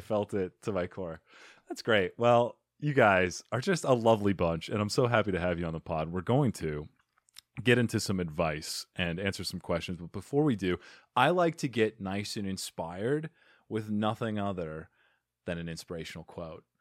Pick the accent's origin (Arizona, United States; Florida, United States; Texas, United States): Arizona, United States; I'm from Arizona, so we meet, you know, battling scorpions and s-, surviving in the desert